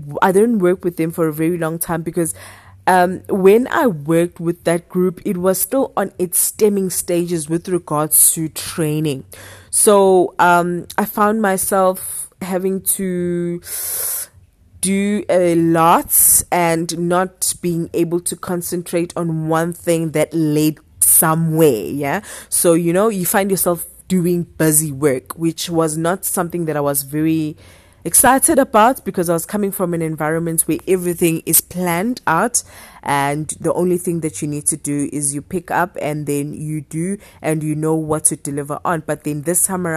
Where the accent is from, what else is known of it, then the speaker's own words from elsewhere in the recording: Durban, KwaZulu-Natal, South Africa; moved away as an adult; now in Johannesburg, South Africa; I was coming from Durban, fresh from Durban, and Durban was the only thing that I knew